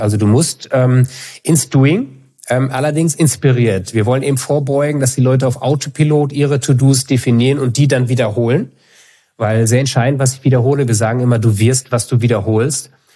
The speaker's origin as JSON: {"language": "German", "town": "Münster", "region": "North Rhine-Westphalia", "country": "Germany", "tie": "born or raised there", "also_born_or_lived": "Kiel", "moved": "as an adult", "lives_now": "Hamburg, Germany", "said": "Ich bin in Kiel geboren, dann die meiste Zeit in Münster gelebt und jetzt, äh, sehr happy in Hamburg seit fünf Jahren."}